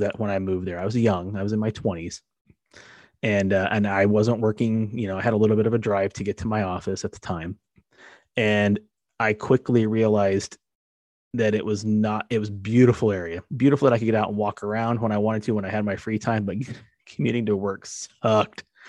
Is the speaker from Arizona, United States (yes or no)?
yes; Arizona, United States; moved away as an adult; also born or lived in San Diego, California; now in Southern California, United States; When I first came to Southern California growing up in Arizona, I moved to San Diego